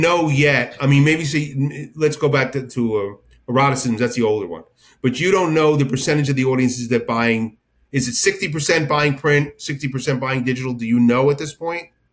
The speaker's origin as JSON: {"language": "English", "region": "New Jersey", "country": "United States", "said": "I'm from Jersey"}